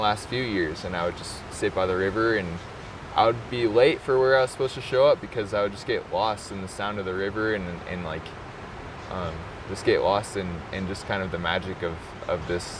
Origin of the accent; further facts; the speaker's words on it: Incline Village, Nevada, United States; also born or lived in Reno, Nevada; I was born in Reno, but I grew up in Incline Village, Nevada. So that's just near Lake Tahoe. I'm 25 years old.